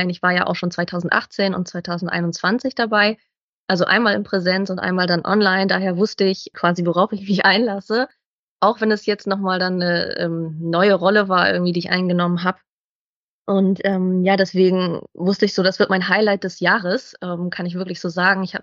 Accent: Bremen, Germany; Ich komme ja aus dem Norden, Bremen, und genau, bin dann mit dem Zug angereist

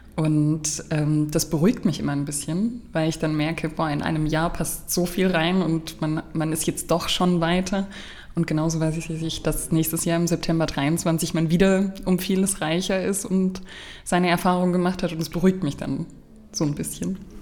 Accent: Markelsheim, Baden-Württemberg, Germany; born or raised there; also born or lived in Stuttgart

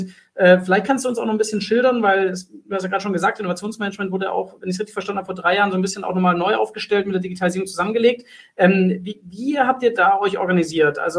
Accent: Stuttgart, Baden-Württemberg, Germany; vor allem die Firma Zyplin äh, als Stuttgarter natürlich

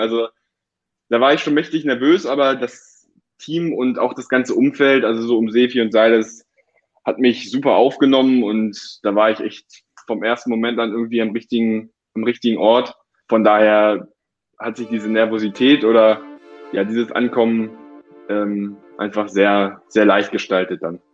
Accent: Hildesheim, Lower Saxony, Germany; also born or lived in Hanover; Ich bin in Hildesheim aufgewachsen

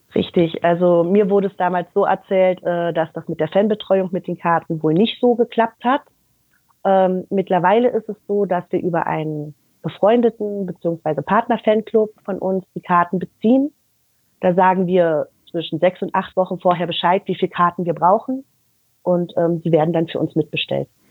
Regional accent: Berlin, Germany; moved away as an adult; now in Düren, Germany; ich bin in Berlin geboren. Ich habe 21 Jahre in Berlin gelebt und bin mit Hertha aufgewachsen

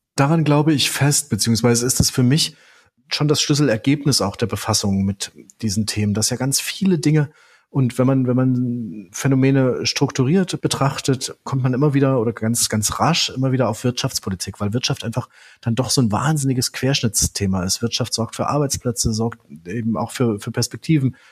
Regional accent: Leipzig, Saxony, Germany; Also ich bin in Leipzig geboren. Ich äh, sitze jetzt hier gerade an einem Leipziger Schreibtisch

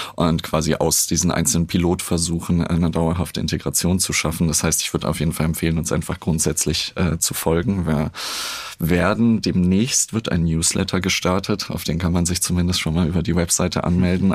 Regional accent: Berlin, Germany; ich bin ja in Berlin groß geworden

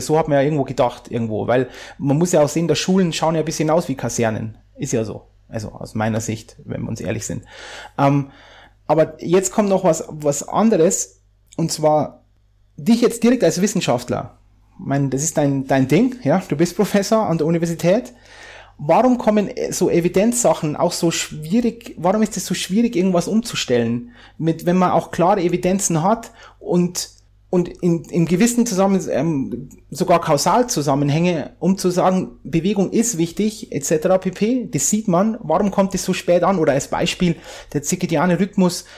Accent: near Landshut, Bavaria, Germany; wo ich herkomme, aus der Nähe von, von, von Landshut

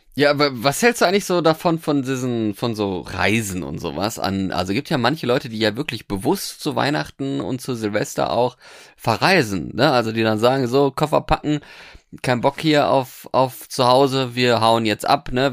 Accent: North Rhine-Westphalia, Germany; moved away; also born or lived in Norway; da, wo ich ursprünglich herkomme, aus Westfalen

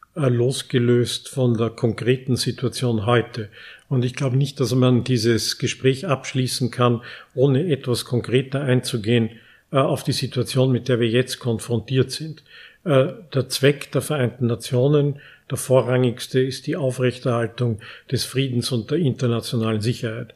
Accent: Austria; unser großes Talent als Österreicher

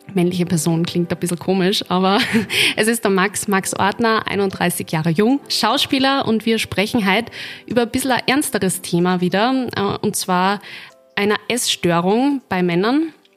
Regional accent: Linz, Upper Austria, Austria; So wie ich, aus dem wunderschönen Linz

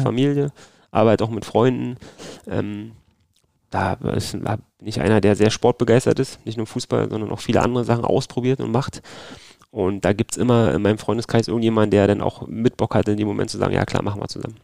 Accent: Berlin, Germany; accent: Berliner Slang; Ich wechsle ja ab und zu meinen Berliner Slang

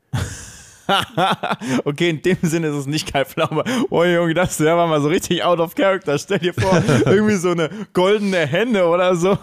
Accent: Cologne, North Rhine-Westphalia, Germany; wir sind Kölner

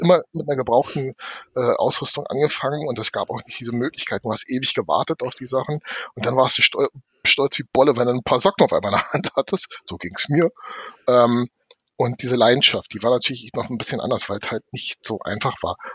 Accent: Berlin, Germany; meine Heimat oder der Bezirk, in dem ich groß geworden bin

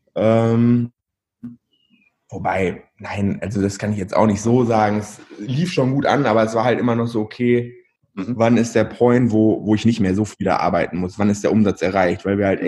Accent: Verl, North Rhine-Westphalia, Germany; moved away as an adult; now in Bielefeld, Germany; Eigentlich komme ich aus Ferl

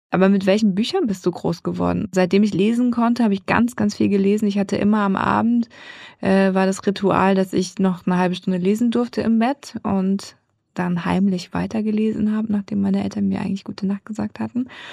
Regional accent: Darmstadt, Hesse, Germany; sie sind aus dem geliebten Schwarzwald weggezogen nach Südhessen und dort bin ich geboren, in Darmstadt und habe mich auch selber eigentlich immer als Hessin vorgestellt

